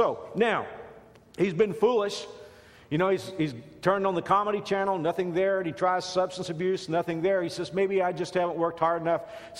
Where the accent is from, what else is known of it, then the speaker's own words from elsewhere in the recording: Dallas-Fort Worth area, Texas, United States; growing up in the Dallas-Fort Worth area, we had the three network affiliates and then maybe a couple independents and public television.